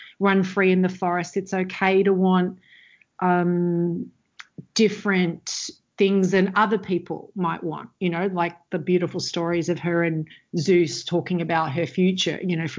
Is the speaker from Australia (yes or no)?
yes; Australia; I come from Australia, which at the time, you know, is very sort of white bread, Christian